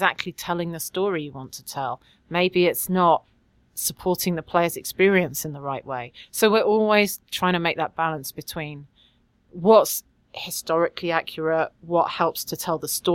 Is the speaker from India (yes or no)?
no; London, United Kingdom; moved away as an adult; also born or lived in Quebec; now in Quebec City, Canada; I am English and I do actually originally come from London